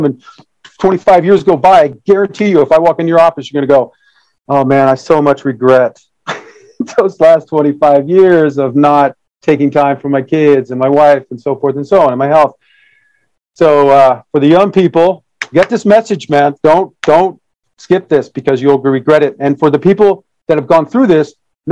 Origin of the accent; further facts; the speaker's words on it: Detroit, Michigan, United States; I was born in Detroit, Michigan, in 1966